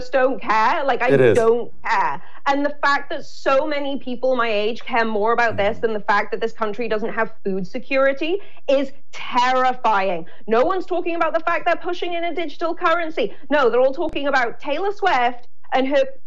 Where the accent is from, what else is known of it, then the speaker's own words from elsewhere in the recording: United Kingdom; moved away; also born or lived in Los Angeles; as a Brit